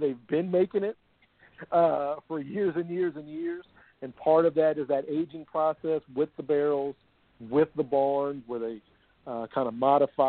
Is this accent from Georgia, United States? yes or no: no; Kentucky, United States; born or raised there